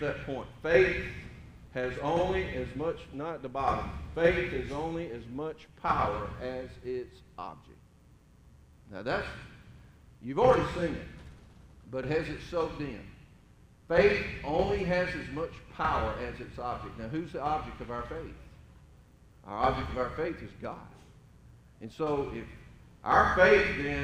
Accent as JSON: {"language": "English", "region": "Middle Georgia", "country": "United States", "tie": "born or raised there", "said": "I grew up in Middle Georgia, farming country, pretty much flat land"}